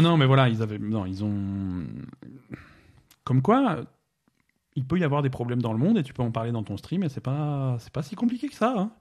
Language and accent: French; France; chez nous en France